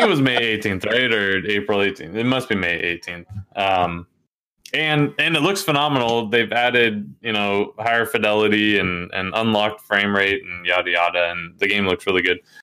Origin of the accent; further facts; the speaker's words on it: Oregon, United States; I'm from Oregon